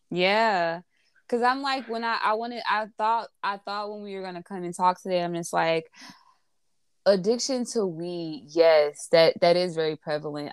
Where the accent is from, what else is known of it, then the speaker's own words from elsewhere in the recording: Newark, New Jersey, United States; I'm from Newark